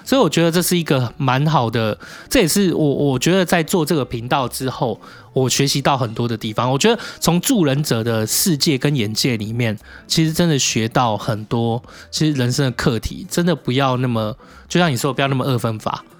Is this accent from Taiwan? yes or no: yes; Taipei, Taiwan; 哦，所以那时候你觉得我是台北人的礼貌？